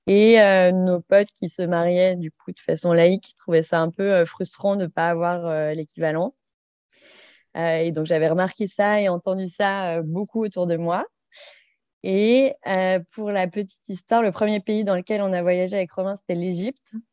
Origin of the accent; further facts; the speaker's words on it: Saint-Étienne, Auvergne-Rhône-Alpes, France; moved away; j'ai 30 ans. j'ai vécu dans plein d'endroits, mais je suis originaire de Saint-Étienne.